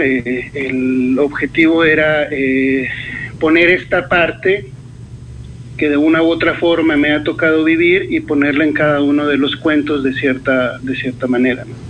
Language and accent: Spanish; Sonora, Mexico; moved away as an adult; now in Toluca, Mexico; Yo soy del norte, soy de Sonora. Eh, tengo ya 10 años viviendo acá en Toluca, pero bueno, pasé la, la mayor parte de, de mi vida viviendo en el norte.